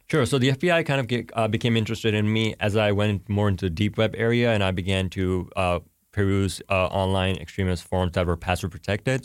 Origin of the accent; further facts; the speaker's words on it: Pakistan; now in United States; I'm Pakistani